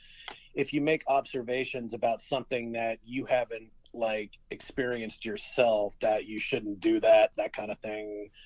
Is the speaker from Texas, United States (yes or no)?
no; Florida, United States; I'm from Florida.